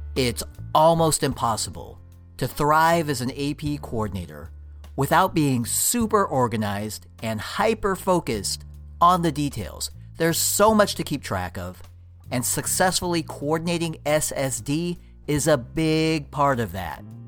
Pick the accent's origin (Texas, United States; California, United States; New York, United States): California, United States; Bay Area; born and raised on the West Coast, specifically the Bay Area